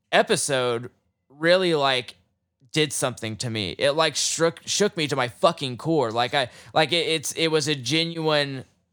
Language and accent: English; Oklahoma, United States; Like, I grew up in Oklahoma, and the first episode of Watchmen reenacts the Tulsa race riots.